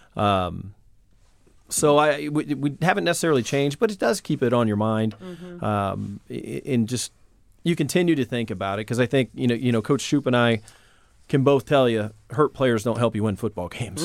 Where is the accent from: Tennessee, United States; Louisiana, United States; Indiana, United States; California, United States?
Indiana, United States; Indianapolis; born or raised there